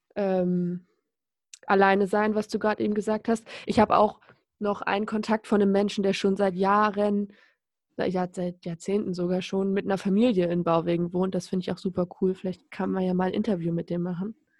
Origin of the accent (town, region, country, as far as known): Lower Saxony, Germany; born or raised there